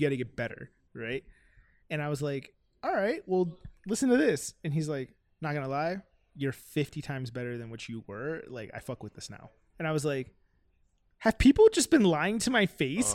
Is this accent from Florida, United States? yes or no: yes; Miami, Florida, United States; I'm from Miami